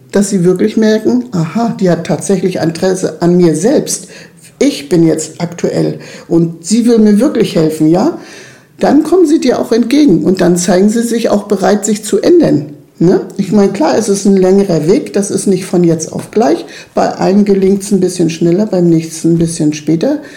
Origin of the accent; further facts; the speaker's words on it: Mals, Trentino-Alto Adige, Italy; ich bin hier in Malles in meinem Haus geboren und ich möchte auch hier bleiben, ich möchte hier gar nicht weg.